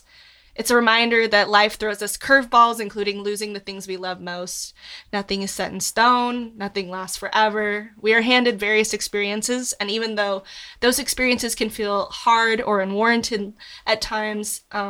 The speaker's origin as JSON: {"language": "English", "region": "Northern California", "country": "United States", "tie": "born or raised there", "moved": "yes", "lives_now": "Los Angeles, United States", "said": "my hometown in Northern California"}